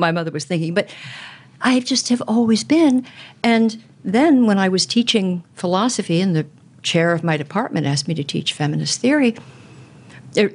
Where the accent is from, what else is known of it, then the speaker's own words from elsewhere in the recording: Southern California, United States; as a young woman growing up in Southern California